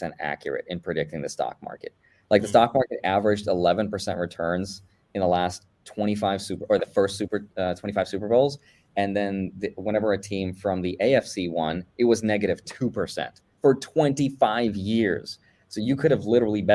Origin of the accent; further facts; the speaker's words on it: Russia; moved away; I'm Russian. I was born actually in the Soviet Union, right before it collapsed